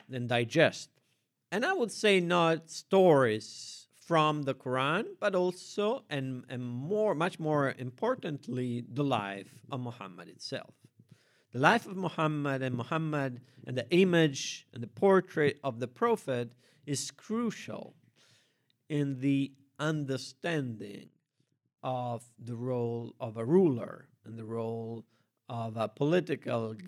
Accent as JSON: {"language": "English", "town": "Rome", "region": "Lazio", "country": "Italy", "tie": "born or raised there", "said": "raised in a public school in Italy, I didn't have a religious education, I had to read the Bible in order to understand the frescoes in the churches of my city. I'm from Rome."}